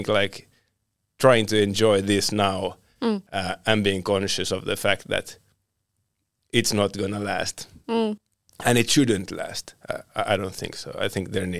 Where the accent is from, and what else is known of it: Finland; also born or lived in Sweden